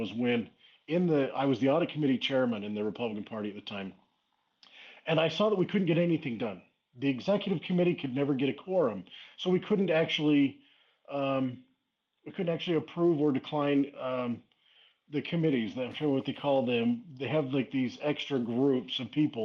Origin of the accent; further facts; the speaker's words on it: Cedar City, Utah, United States; also born or lived in Traverse Mountain, Utah; I moved back to Cedar City, which is my hometown.